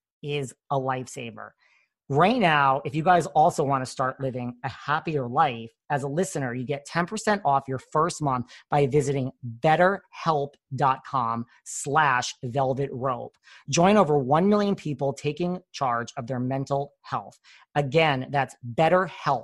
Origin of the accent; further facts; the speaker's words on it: New York, United States; I'm from New York